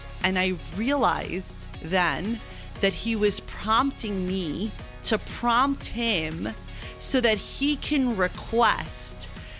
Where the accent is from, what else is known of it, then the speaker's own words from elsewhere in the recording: Long Island, New York, United States; also born or lived in Argentina; I was born in New York. I did a little stint in Argentina, and I grew up in Long Island.